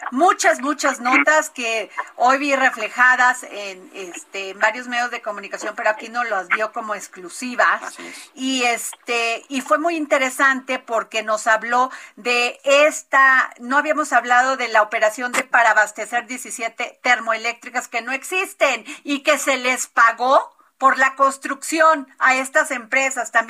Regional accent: Poza Rica, Veracruz, Mexico; Bueno, yo soy de Poza Rica, Veracruz. Ahí quemaban

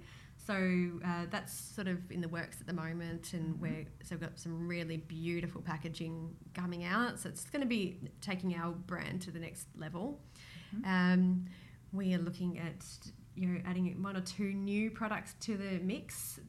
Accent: Australia; So we're in Australia, we're Australian, so we spend a lot of time trying to grow the business

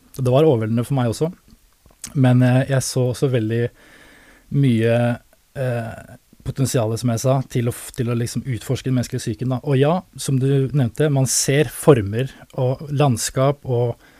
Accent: Oslo, Norway; now in Tønsberg, Norway; jeg kommer jo opprinnelig fra Oslo, da, egentlig vokste opp

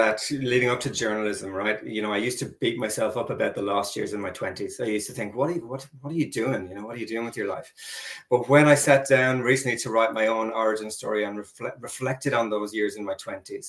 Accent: Ireland; moved away as an adult; now in New Zealand; I went back to my hometown and I begged the editor of the local paper to give me a shot at being a sports reporter

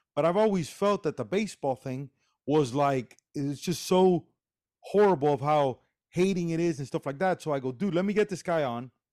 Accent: Miami, Florida, United States; also born or lived in Cuba; I'm from Cuba, okay? And I was raised here and I played baseball here in Miami.

